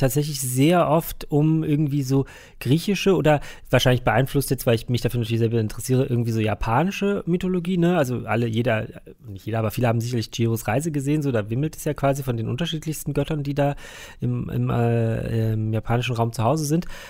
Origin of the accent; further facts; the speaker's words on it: Berlin, Germany; bei uns in Berlin